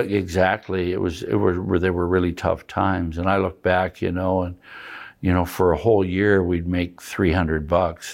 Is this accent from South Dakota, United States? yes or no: yes; Madison, South Dakota, United States; also born or lived in Deadwood, South Dakota / Huron, South Dakota; I've grown up in Madison, South Dakota, been here my whole life.